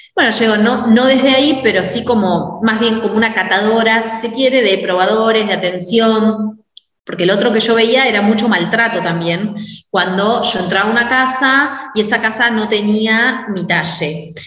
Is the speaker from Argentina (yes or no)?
yes; Mar del Plata, Buenos Aires Province, Argentina; soy de Mar del Plata, Argentina